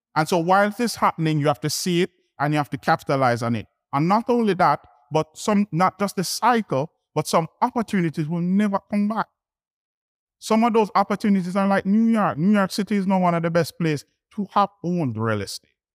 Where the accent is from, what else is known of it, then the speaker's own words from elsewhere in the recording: Kingston, Jamaica; I'm from Kingston, Jamaica is small, so it's one region